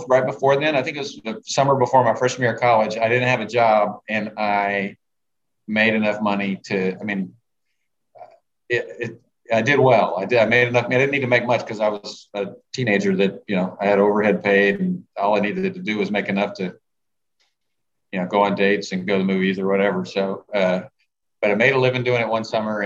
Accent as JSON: {"language": "English", "town": "Beaumont", "region": "Texas", "country": "United States", "tie": "born or raised there", "said": "I grew up in Beaumont, which isn't far from Houston"}